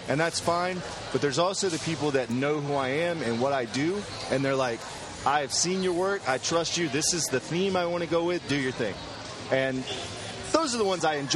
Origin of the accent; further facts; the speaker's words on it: Greenville, South Carolina, United States; moved away as an adult; now in Los Angeles, United States; I live in L.A. I'm from Greenville, South Carolina. I'm a country boy, but I've been in L.A. for about 4 years